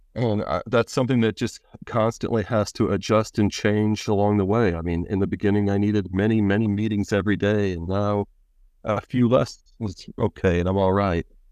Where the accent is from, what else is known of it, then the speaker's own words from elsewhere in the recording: Pennsylvania, United States; I'm from, uh, Pennsylvania and the United States